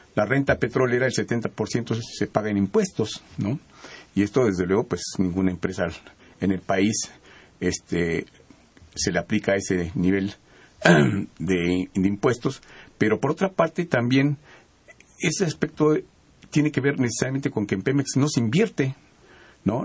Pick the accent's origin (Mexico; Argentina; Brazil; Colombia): Mexico; nosotros como mexicanos